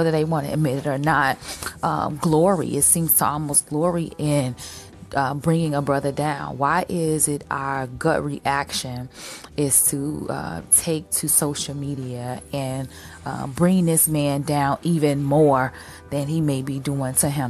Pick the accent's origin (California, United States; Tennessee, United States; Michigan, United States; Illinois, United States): Illinois, United States; Chicago; I am a Chicagoan